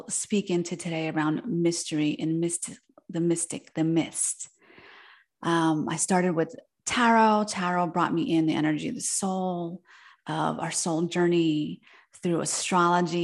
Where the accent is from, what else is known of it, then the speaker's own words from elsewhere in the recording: New Jersey, United States; first language Spanish; English is a second language; I was born in New Jersey, where I grew up, and my parents, being from Argentina, they moved there just before I was born